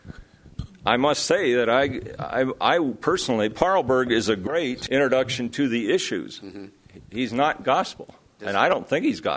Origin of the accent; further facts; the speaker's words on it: Iowa, United States; I come from Iowa, where selection, not genetic engineering, but selection has always been part of the story